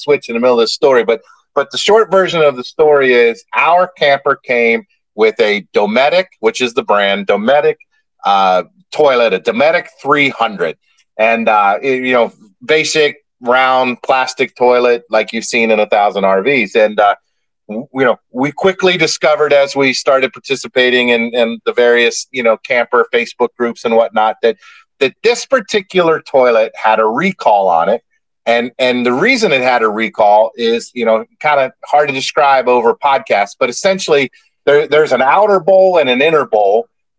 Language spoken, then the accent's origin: English; Ireland; Hey, man, remember, I'm Irish, so it's we.